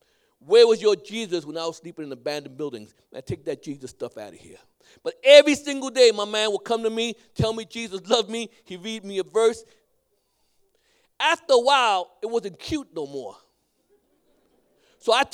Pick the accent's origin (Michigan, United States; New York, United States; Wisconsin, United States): New York, United States; New York City; I grew up in Brooklyn. I'm a Brooklyn boy.